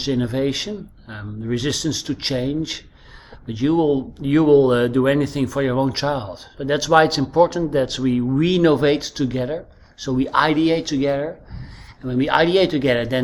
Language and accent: English; Netherlands; accent: Dutch; English is a second language; moved away as an adult; now in Crete, Greece; As you can probably hear from my accent, I'm Dutch. I'm living on Crete the last few years